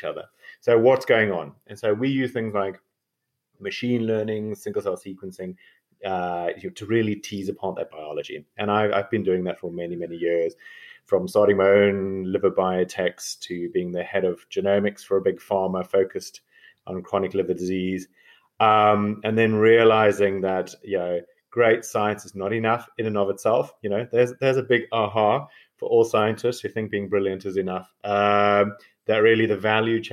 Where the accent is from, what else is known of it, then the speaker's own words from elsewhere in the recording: South Africa; moved away as an adult; now in Oxford, United Kingdom; I'm a South African medical doctor and geneticist, so that's my weird accent